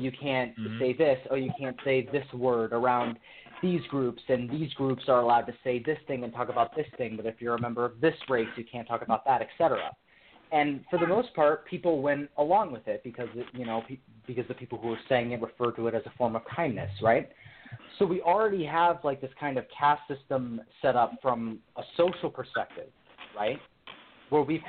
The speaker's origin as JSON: {"language": "English", "region": "California", "country": "United States", "said": "I'm from California"}